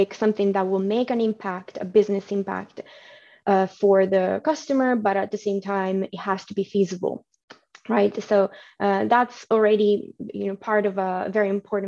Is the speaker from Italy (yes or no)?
yes; Milan, Lombardy, Italy; moved away as an adult; now in United Kingdom; I was born and raised in Milano, so Italy.